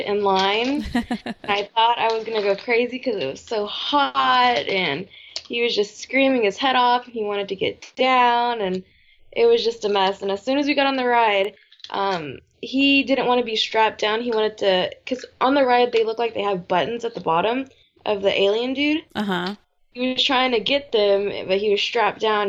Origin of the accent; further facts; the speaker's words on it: Texas, United States; moved away; I grew up in Texas, and we have them everywhere there. And then we moved here